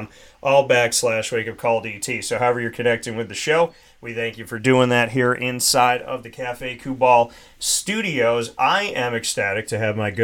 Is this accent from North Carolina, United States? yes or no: no; Central New York, United States; growing up in Central New York